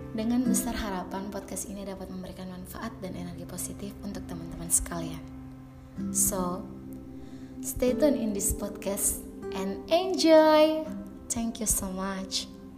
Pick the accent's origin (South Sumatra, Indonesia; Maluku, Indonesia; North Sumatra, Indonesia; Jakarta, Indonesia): Maluku, Indonesia; Namlea; aku berasal dari Kota Namlea, Kabupaten Buru, Provinsi Maluku